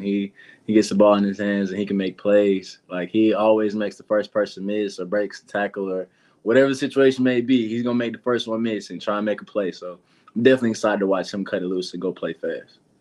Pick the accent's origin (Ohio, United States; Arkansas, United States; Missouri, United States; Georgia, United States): Georgia, United States; Atlanta; I'm from Atlanta too